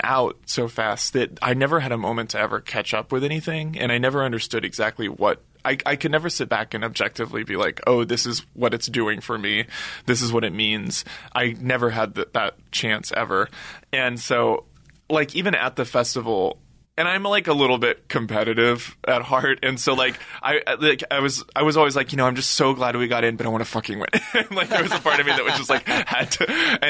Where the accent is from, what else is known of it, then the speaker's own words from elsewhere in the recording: Texas, United States; Well, it was – as a Texan, it was very cool to have friends come, and my family.